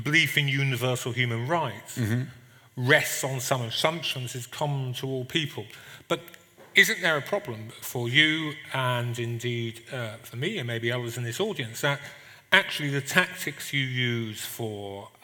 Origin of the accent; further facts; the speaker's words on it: England, United Kingdom; being English